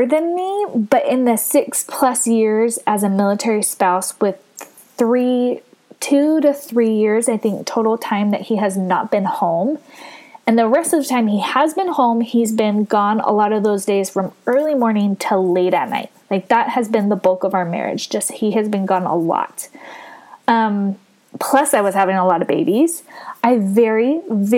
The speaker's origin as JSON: {"language": "English", "region": "California", "country": "United States", "tie": "born or raised there", "moved": "yes", "said": "my home state of California"}